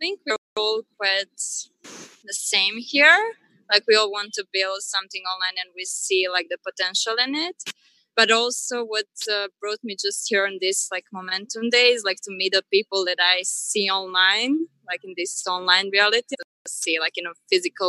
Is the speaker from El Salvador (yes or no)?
no; Montenegro; moved away; I'm from Montenegro